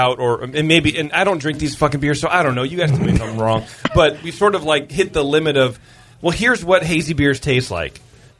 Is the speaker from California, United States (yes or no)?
no; Connecticut, United States; I'm from Connecticut.